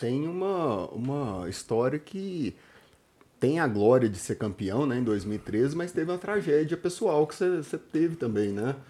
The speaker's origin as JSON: {"language": "Portuguese", "town": "Anápolis", "region": "Goiás", "country": "Brazil", "said": "eu era de Anápolis"}